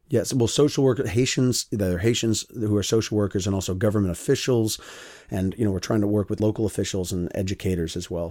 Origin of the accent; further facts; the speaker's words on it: United States; me as an American